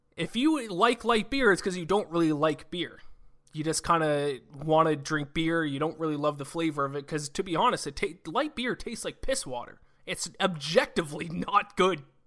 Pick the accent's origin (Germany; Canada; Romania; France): Canada; I, I'm Canadian. I, I live in Canada